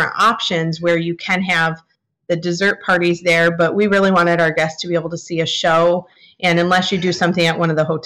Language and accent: English; Michigan, United States; we are from Michigan